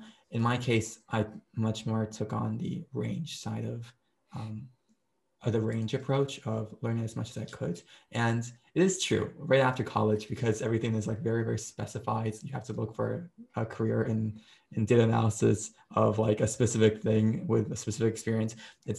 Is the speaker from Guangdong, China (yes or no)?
no; Beijing, China; also born or lived in Japan; So my background is I was born in Japan, and then I grew up for half my life in Beijing, China. And for 7 years, I lived in a hotel.